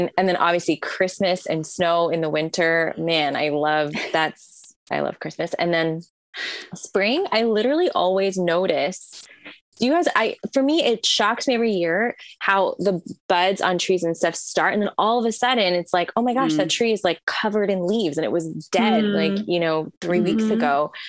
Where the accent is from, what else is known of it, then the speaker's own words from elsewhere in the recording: India; born there; also born or lived in Middle East; So I was born in India, and then I grew up till I was about almost 12. I lived in the Middle East